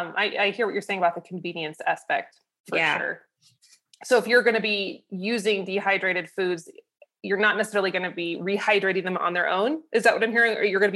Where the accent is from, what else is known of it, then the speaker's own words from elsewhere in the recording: Idaho, United States; I'm from Idaho.